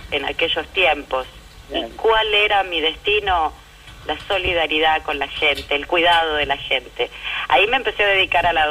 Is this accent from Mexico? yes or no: no; Argentina; born there; yo nací en la democracia, en la Argentina